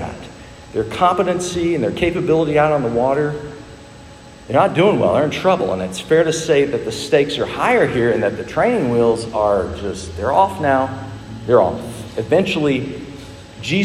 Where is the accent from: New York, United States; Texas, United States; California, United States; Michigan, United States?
Texas, United States; Dallas; When I was a boy growing up in Dallas